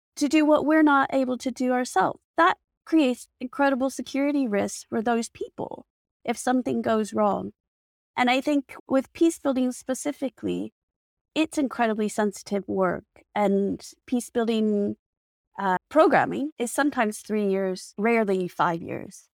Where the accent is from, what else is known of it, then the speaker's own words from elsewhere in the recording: United States; So I'm American.